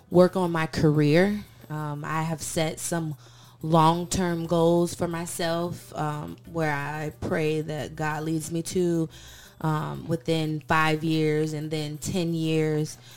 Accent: St. Petersburg, Florida, United States; I'm from St. Petersburg, Florida, but I've kind of lived in a couple different states growing up.

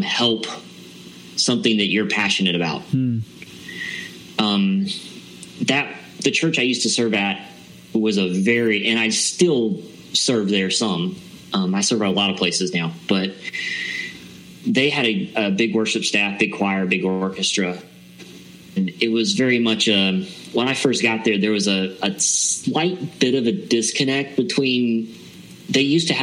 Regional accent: Loganville, Georgia, United States; I'm actually from a little town east of Atlanta called Loganville.

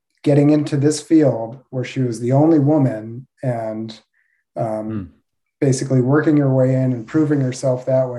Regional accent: right outside of DC, East Coast, United States; moved away as an adult; also born or lived in Midwest / Los Angeles; now in Alachua, United States; So I grew up on the East Coast in right outside of DC

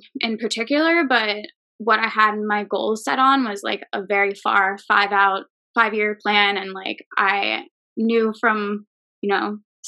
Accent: Oley, Pennsylvania, United States; born or raised there; moved away as an adult; also born or lived in Pittsburgh, Pennsylvania; now in Philadelphia, United States

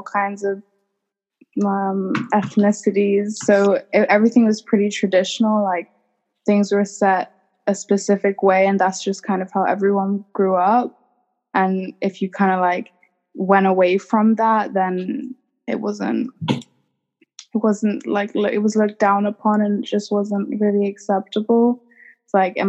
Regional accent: England, United Kingdom; moved away; born and raised in England

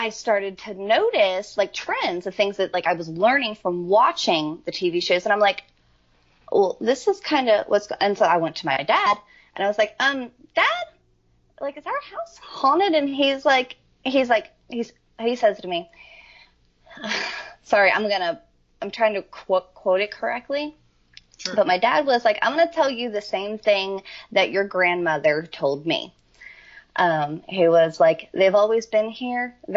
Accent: York, Pennsylvania, United States; now in Nashville, United States; I'm originally from York, Pennsylvania, and my house that I grew up in is like 150 years old.

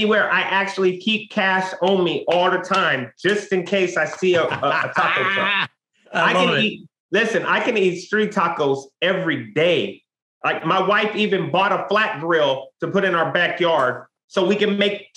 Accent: West Coast, United States; I'm from the West Coast

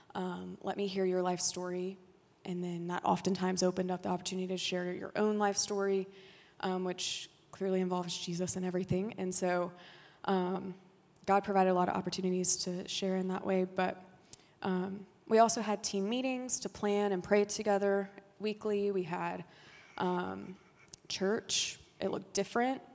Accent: Haughton, Louisiana, United States; also born or lived in France; I grew up in Haughton, Louisiana, not too far

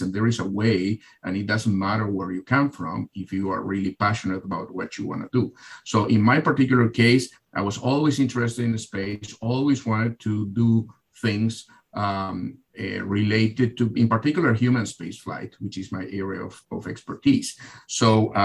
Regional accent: Argentina; now in United States; I'm originally from Argentina

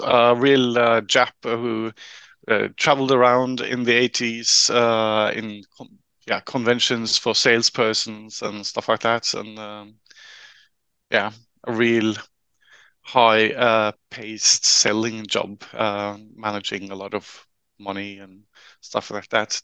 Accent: Trondheim, Trøndelag, Norway; I'm a local uh, uh a local guy uh, from Trondheim. I grew up uh, right in the middle of, of the city.

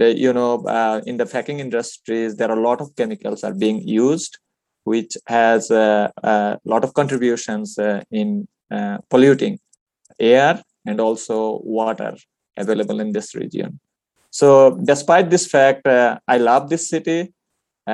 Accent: Bangladesh; moved away as an adult; now in Fort Collins, United States; I'm originally from Bangladesh

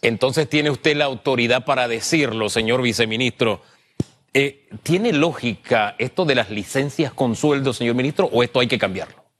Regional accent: San Miguelito, Panama; yo me cría en San Miguelito, el Valle de San Isidro, calle E.

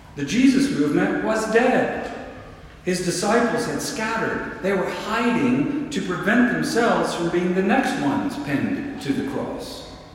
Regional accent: the South, United States; moved away; I grew up in the South where everyone is a Christian.

